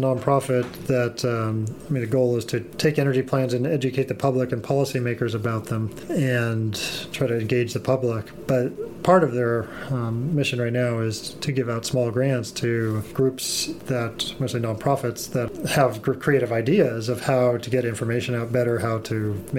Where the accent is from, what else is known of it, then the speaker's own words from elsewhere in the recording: Los Altos, California, United States; In Los Altos.